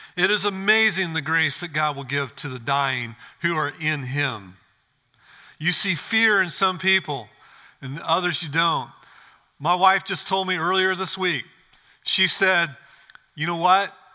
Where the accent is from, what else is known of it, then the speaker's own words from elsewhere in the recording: Illinois, United States; I grew up in Illinois, farm country.